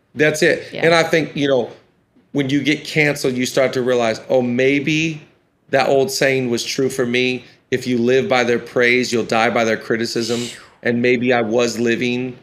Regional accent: Washington, United States; I'm from Washington.

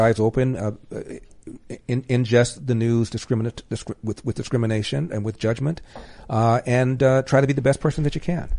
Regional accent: Los Angeles, California, United States; moved away as an adult; also born or lived in Cleveland; I'm from LA.

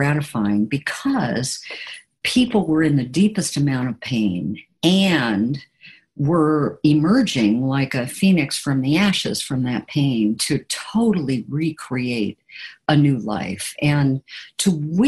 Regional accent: Portland, Oregon, United States; moved away as an adult; also born or lived in Boston / Calcutta; Then came back to Oregon, and which was my home. I'm originally from Portland, Oregon.

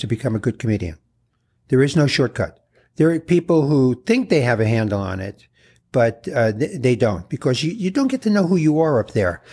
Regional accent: New York City, New York, United States; I was born in the Bronx

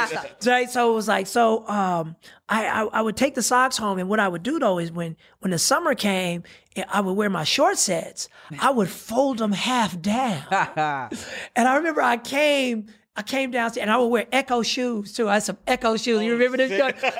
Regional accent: Pasadena, California, United States; I grew up in Adina, baby. Oh, I'm Dina all day.

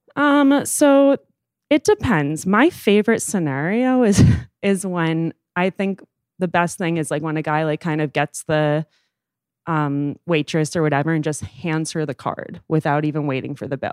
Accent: New York City, New York, United States; I am thirty years old and I am from New York City.

